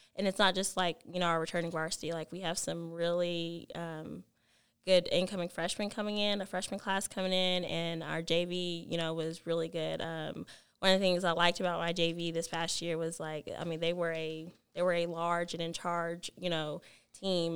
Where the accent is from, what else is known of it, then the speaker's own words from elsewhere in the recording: Alvarado, Texas, United States; I am from Alvarado and it just feels home like home to me